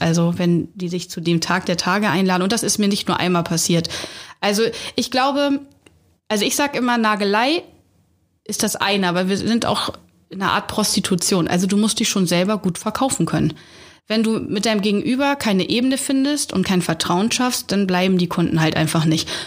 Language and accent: German; Hamburg, Germany; Hamburgerin, ich bin in Hamburg groß geworden, also in der Stadt